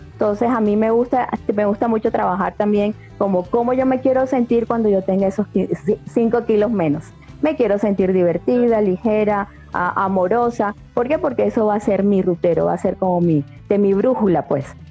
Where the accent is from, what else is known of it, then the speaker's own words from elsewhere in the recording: Colombia; now in Mexico; yo soy colombiana, estoy viviendo ahora acá en México